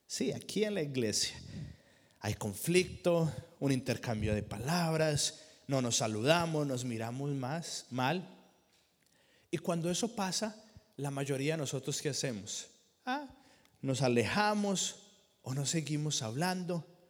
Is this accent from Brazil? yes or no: no; Colombia; moved away; En la iglesia que yo crecí en Colombia